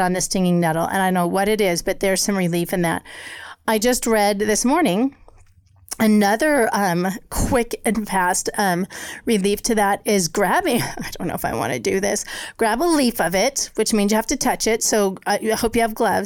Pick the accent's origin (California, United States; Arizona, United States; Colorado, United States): Colorado, United States; moved away; growing up in Colorado